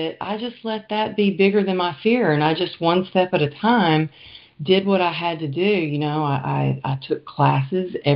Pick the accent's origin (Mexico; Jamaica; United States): United States; Greenville, Texas; now in California, United States; I grew up in a small town in right about an hour outside of Dallas, Texas